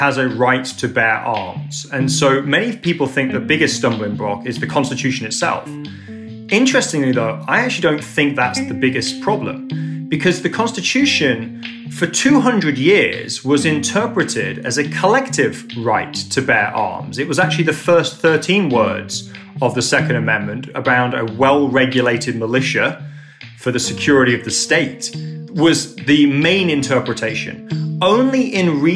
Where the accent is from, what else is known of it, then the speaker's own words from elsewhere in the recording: England, United Kingdom; moved away as an adult; now in United States; as an Englishman being in New York